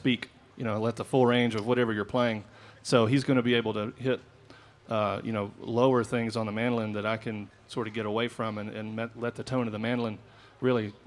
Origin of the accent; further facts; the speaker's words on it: Asheville, North Carolina, United States; I grew up around in Asheville, North Carolina